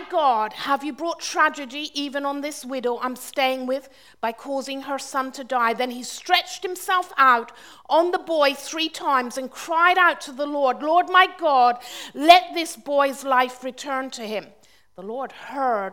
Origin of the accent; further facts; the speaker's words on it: Launceston, South West England, United Kingdom; moved away; also born or lived in Austria; I was growing up in Cornwall